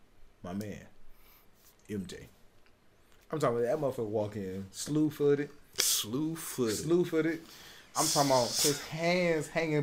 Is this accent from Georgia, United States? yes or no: yes; Atlanta, Georgia, United States; also born or lived in Memphis, Tennessee; I'm originally from Memphis, Tennessee. I was raised in Atlanta, Georgia. South predominantly.